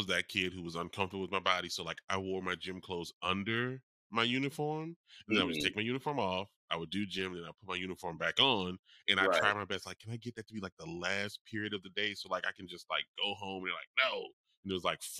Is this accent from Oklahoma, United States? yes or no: no; New Orleans, Louisiana, United States; I'm from New Orleans. I've experienced a lot of years in Mardi Gras